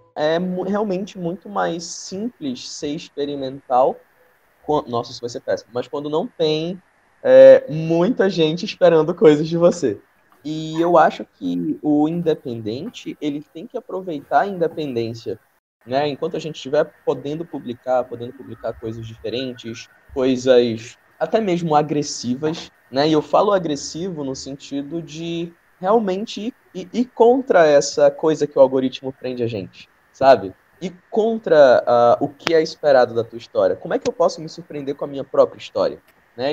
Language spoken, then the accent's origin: Portuguese; Manaus, Amazonas, Brazil; quem sou eu enquanto amazonense, enquanto um amazonense da cidade, né, enquanto um amazonense de Manaus